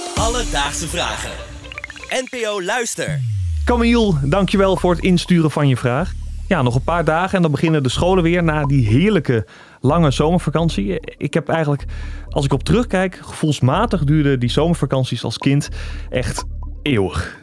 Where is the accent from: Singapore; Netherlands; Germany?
Netherlands; Drenthe; Ik kom uit Drenthe.